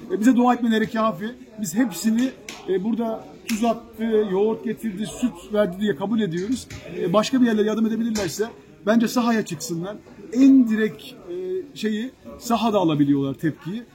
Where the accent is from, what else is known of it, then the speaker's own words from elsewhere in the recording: Kilis, Kilis Province, Turkey; moved away; also born or lived in Istanbul; E, memleket bizim memleket. Ben Kilisliyim.